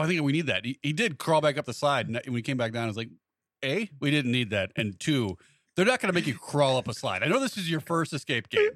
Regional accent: Montgomery, Illinois, United States; actually from Montgomery.

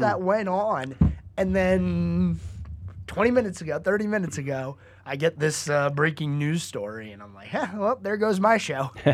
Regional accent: Northeast, United States; now in Lake Norman area, North Carolina, United States; grew up in the Northeast

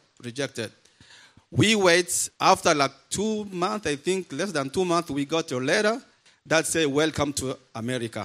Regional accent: DR Congo; moved away as an adult; also born or lived in Uganda; now in San Diego, United States; I'm from Democratic Republic of Congo

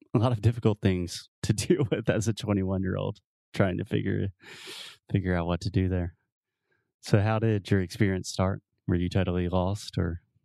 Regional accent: the South, United States; accent: Southern; I'm from the South. I consider myself a Southerner

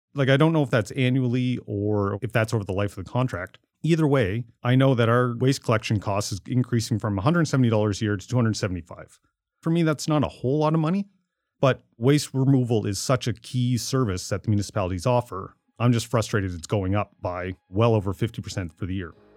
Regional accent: Amherst, Nova Scotia, Canada; born or raised there; moved away

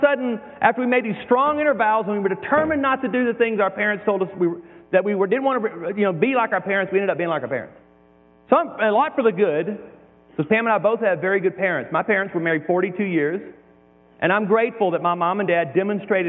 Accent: Deep South, United States; moved away; I came from the Deep South

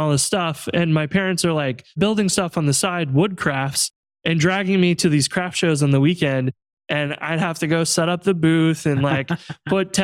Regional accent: Central Illinois, United States; now in St. Louis, United States; I'm from Central Illinois originally, and now live in St. Louis

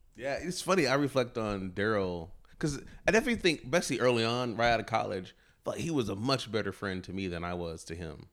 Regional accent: Texas, United States; I grew up in Texas

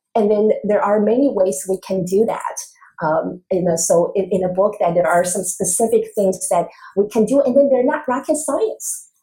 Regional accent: Taiwan; moved away; I was growing up in Taiwan

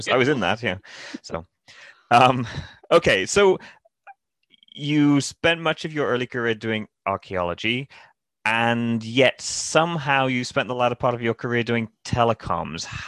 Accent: Newcastle, United Kingdom; moved away as an adult; now in San Francisco Bay Area, United States; I grew up in England. We've got castles. I grew up in a town called, or near a town called Newcastle

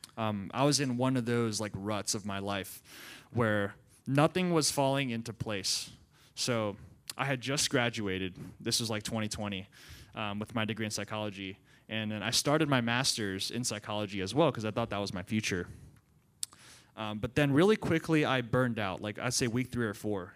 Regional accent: Central Maryland, United States; moved away; I grew up in Central Maryland for about, um, twenty-one years of my life, went to public school.

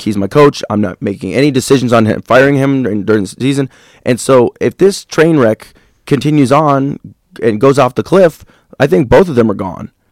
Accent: Champaign, Illinois, United States; now in East Lansing, United States; my hometown of Champaign, Illinois

